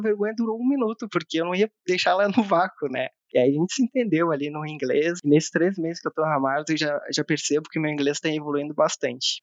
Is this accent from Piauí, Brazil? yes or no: no; Rio Grande do Sul, Brazil; moved away as an adult; now in Campinas, Brazil; sou gaúcho, tenho 31 anos